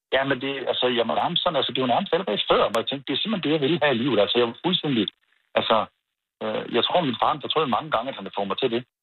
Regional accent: Randers, Central Denmark Region, Denmark; now in Viborg, Denmark; der boede jeg i, øh, Randers. Det kan du måske godt høre på mig

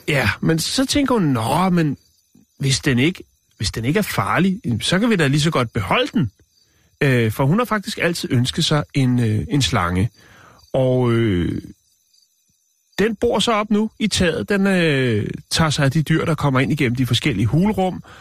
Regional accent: Denmark; jeg er fra Danmark

